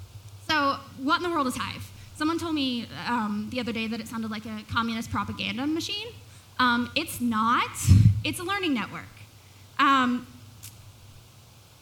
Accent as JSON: {"language": "English", "town": "Chattanooga", "region": "Tennessee", "country": "United States", "tie": "born or raised there"}